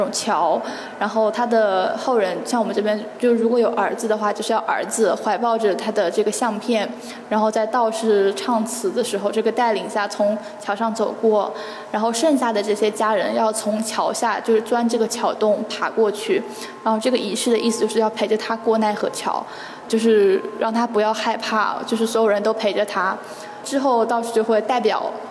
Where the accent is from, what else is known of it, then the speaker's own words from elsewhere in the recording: Guangde, Anhui, China; 我来自安徽广德。嗯，广德是这个苏浙皖交界处的这么一个点，然后是安徽省东南部的一个县级市。